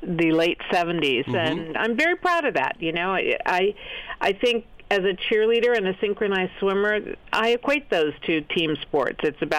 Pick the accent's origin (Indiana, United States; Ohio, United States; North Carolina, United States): Ohio, United States; Cleveland; I grew up in Cleveland, Ohio